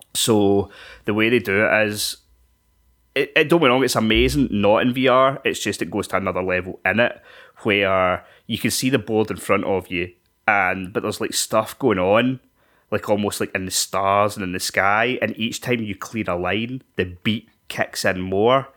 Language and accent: English; Scotland, United Kingdom; we're Scottish